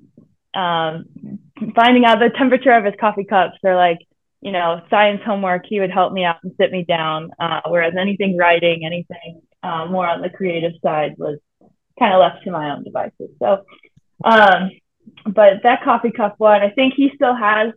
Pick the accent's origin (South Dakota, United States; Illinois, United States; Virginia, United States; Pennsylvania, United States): Illinois, United States; Chicago; moved away as an adult; also born or lived in Colorado; I grew up in the Chicago area, born to two engineers